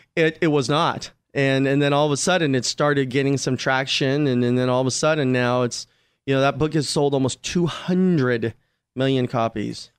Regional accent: Glendale, California, United States; also born or lived in Rampart District, Los Angeles; I grew up in Glendale

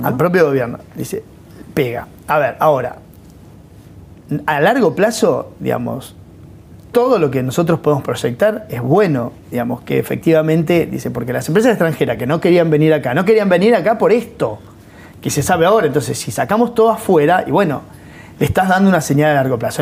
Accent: La Pampa, Argentina; moved away; yo soy de La Pampa.

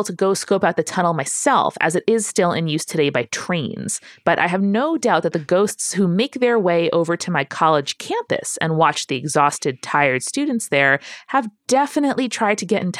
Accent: Gardner, Massachusetts, United States; My second story is back in my hometown of Gardner, Massachusetts. It's a small city in central Mass, about an hour and a half west of Boston.

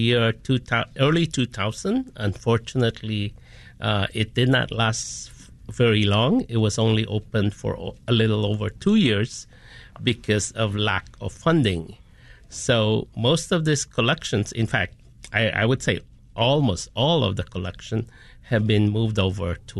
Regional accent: Philippines; moved away as an adult; also born or lived in United States; now in Chicago, United States; I am a first generation Filipino American, born and raised in the Philippines, but now have spent 2/3 of my time of my life here in the U.S.

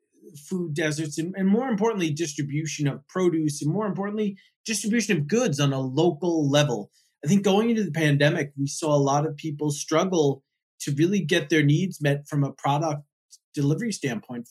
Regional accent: East Coast, United States; I grew up on the East Coast

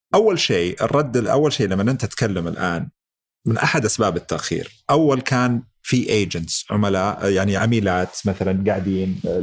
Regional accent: Saudi Arabia; احنا عندنا في السعوديه

